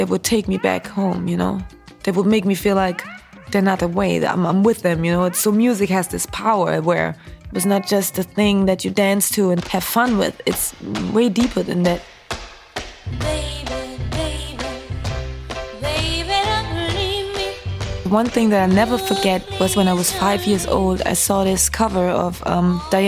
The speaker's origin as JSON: {"language": "English", "country": "Germany", "tie": "born or raised there", "also_born_or_lived": "Nigeria", "moved": "as an adult", "lives_now": "Brooklyn, United States", "said": "I was born and raised in Germany of a Nigerian father and a Roma mother, a gypsy mother. Then I've pretty much lived in Germany till the age of 19"}